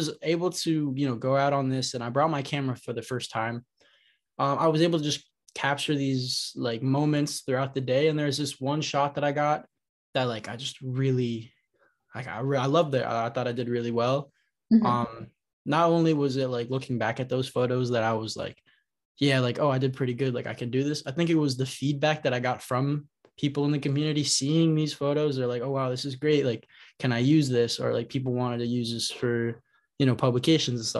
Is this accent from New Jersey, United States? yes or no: yes; Montclair, New Jersey, United States; also born or lived in Queens, New York; I was born in Queens, but my whole life I've lived in Montclair